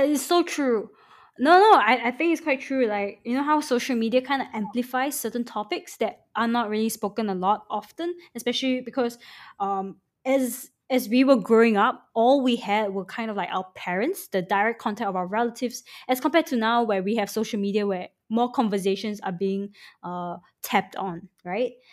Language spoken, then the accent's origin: English; Singapore; moved away; also born or lived in Manchester